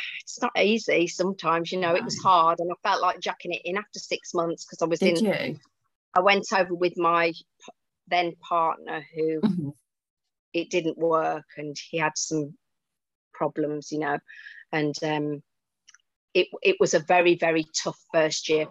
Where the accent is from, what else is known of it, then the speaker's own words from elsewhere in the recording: Wolverhampton, West Midlands, United Kingdom; accent: Brummy; moved away as an adult; also born or lived in Tenerife; now in Spain; I'm a Wolverhampton girl, so, and I haven't lost my accent even though I've been living in Spain for nearly 12 years.